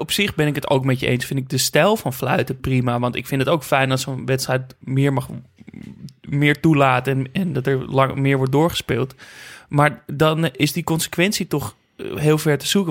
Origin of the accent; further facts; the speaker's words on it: Netherlands; ik uit Nederland kwam